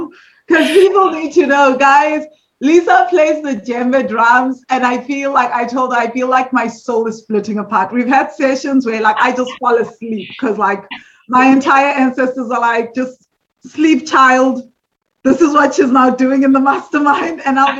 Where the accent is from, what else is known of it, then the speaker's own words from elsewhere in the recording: South Africa; because we're South African, there's South Africans listening to this